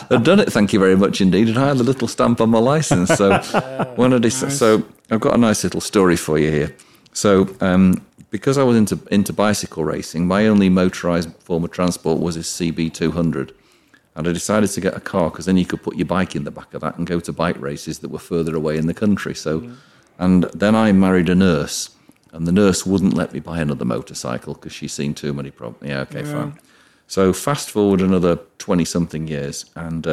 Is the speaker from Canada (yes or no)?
no; Cheshire, south of Manchester, North West England, United Kingdom; moved away as an adult; also born or lived in Wing, Buckinghamshire / London; I'm actually from Cheshire